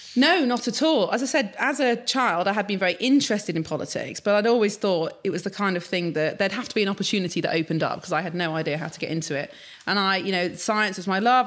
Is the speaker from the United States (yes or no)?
no; Sheffield, Yorkshire and the Humber, United Kingdom; I grew up in Sheffield, but very much urban.